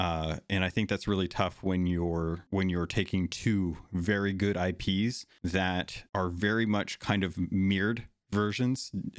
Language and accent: English; Arizona, United States; also born or lived in California / Alaska; I have a ton of nostalgia growing up in Arizona and California and Alaska and stuff.